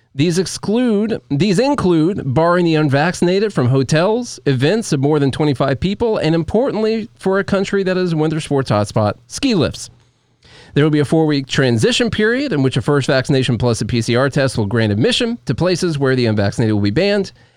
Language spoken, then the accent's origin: English; United States; as an American person